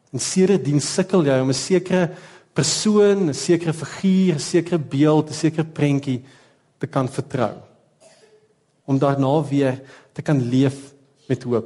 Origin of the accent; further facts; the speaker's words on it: South Africa; Ons kan nie anders as om Suid-Afrikaners te wees